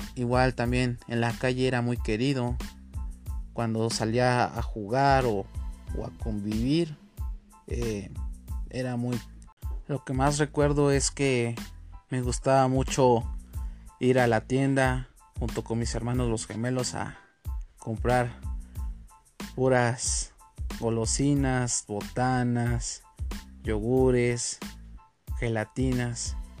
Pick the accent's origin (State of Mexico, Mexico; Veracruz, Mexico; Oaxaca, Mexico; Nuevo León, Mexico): State of Mexico, Mexico; Ciudad Nezahualcóyotl; Yo nací en Ciudad Nezahualcóyotl, Estado de México, en la República Mexicana